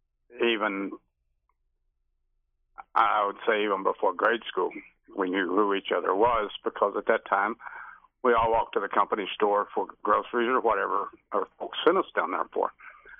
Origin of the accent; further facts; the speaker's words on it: Kentucky, United States; I was born in Gracie Fort, Kentucky. That's in the Hempville area.